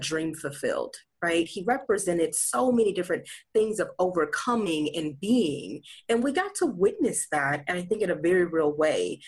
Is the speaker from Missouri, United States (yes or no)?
yes; St. Louis, Missouri, United States; now in Bethesda, Maryland, United States; I hail from St. Louis, Missouri. That's my hometown.